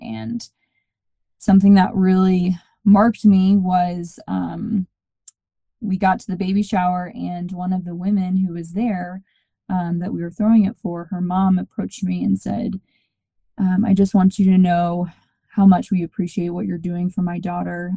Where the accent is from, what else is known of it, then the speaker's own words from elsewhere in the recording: Georgia, United States; moved away as an adult; also born or lived in South Bend, Indiana / Phoenix, Arizona; now in Colorado Springs, United States; I grew up in Georgia, went to school at St. Mary's College in South Bend, Indiana.